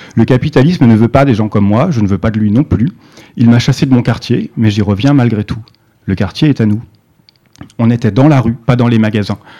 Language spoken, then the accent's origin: French; Yvelines, Île-de-France, France; also born or lived in Eastern Paris; now in Paris, France; J'ai grandi dans les Yvelines, dans un quartier tranquille où on m'a jamais insulté